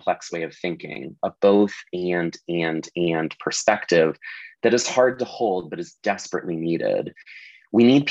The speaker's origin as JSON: {"language": "English", "region": "Arizona", "country": "United States", "tie": "born or raised there", "said": "my home state of Arizona"}